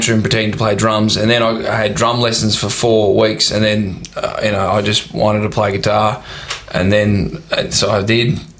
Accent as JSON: {"language": "English", "town": "Warrnambool", "region": "Victoria", "country": "Australia", "also_born_or_lived": "Melbourne", "said": "We came from Warrnambool and then moved to Melbourne, and when we moved to Melbourne, you know, we were seen as we were like, who are these?"}